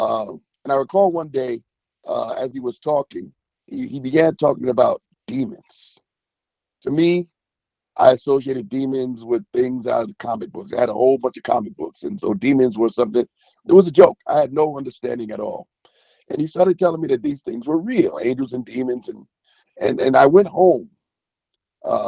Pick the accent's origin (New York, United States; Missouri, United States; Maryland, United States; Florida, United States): New York, United States; New York City; I'm from Brooklyn, New York. Been a Brooklyn native, been living there all my life. Grew up in the projects